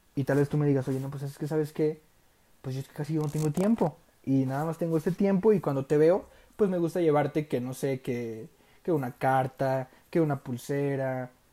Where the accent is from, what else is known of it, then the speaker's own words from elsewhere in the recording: Durango, Mexico; soy de Durango, Durango, México, tierra de los alacranes